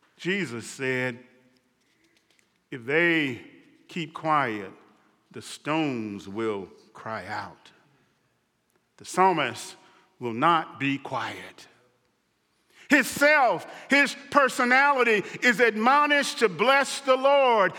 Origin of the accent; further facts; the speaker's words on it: Mississippi, United States; a boy growing up in Mississippi